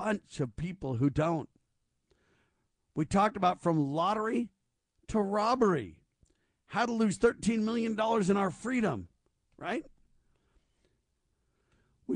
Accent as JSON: {"language": "English", "town": "Camarillo", "region": "California", "country": "United States", "tie": "born or raised there", "said": "I grew up in Camarillo, California"}